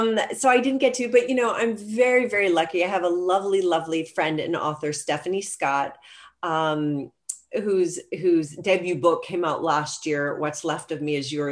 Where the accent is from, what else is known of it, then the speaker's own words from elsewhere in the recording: London, United Kingdom; now in Atlanta, United States; because London was my home, I mean, it really is my hometown, but until I moved to Atlanta, Georgia, where I've now been for 28 years, you know, London was, I mean, we were there for 7 years.